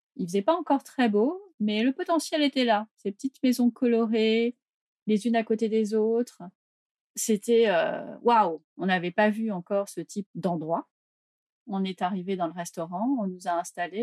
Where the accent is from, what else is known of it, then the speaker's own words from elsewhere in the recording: Paris, Île-de-France, France; en tant que Parisien